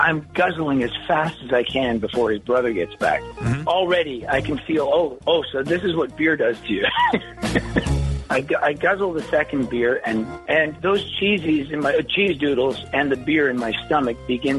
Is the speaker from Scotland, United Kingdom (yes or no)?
yes; Scotland, United Kingdom; My mom was Scottish. Yeah, I'm from Scotland originally.